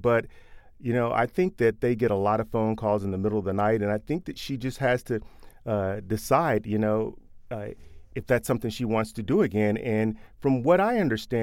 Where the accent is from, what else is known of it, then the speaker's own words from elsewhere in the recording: Louisville, Kentucky, United States; We're both from Louisville